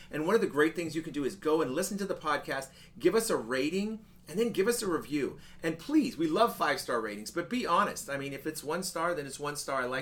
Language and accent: English; Nashville, Tennessee, United States; But anyhow, we're here from Nashville right now and uh, fixing to leave tomorrow morning on our cross country road trip.